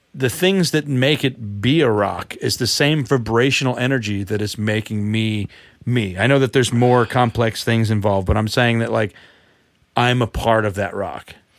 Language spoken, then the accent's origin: English; United States; me speaking as an American